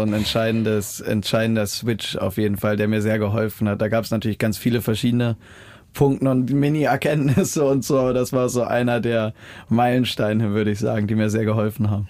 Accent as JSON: {"language": "German", "country": "Germany", "tie": "born or raised there", "moved": "yes", "said": "an der Ostsee, so in der Heimat"}